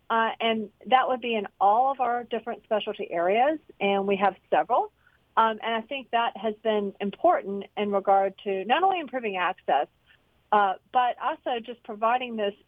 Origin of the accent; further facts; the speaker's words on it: Greensboro, North Carolina, United States; I'm a North Carolinian. I grew up in Greensboro.